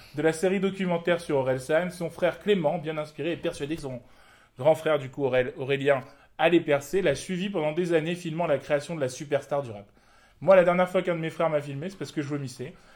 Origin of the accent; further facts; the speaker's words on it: Morocco; en tant que Marocain